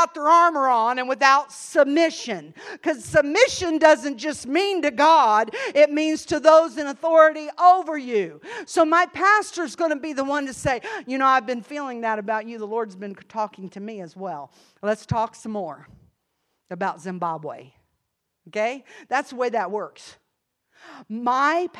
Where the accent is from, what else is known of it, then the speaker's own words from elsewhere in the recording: Ohio, United States; accent: Yankee; moved away as an adult; also born or lived in Tennessee; I was living in Tennessee, but I was a transplant from Ohio